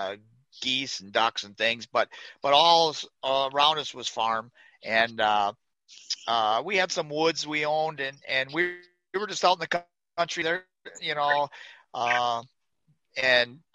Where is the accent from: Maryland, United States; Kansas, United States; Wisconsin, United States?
Wisconsin, United States; Grantsburg; I grew up in northern Wisconsin, up in the Eureka, Grantsburg area, and that's where actually where I moved back to now.